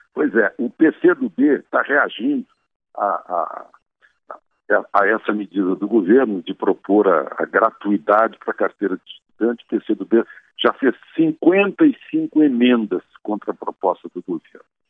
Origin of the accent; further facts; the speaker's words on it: Rio Grande do Sul, Brazil; moved away; estou na minha cidade natal